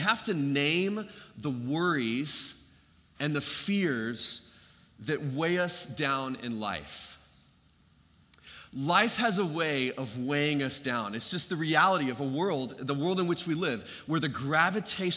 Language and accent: English; Dallas, Texas, United States; when I was growing up in Lake Highlands, these were some of my earliest years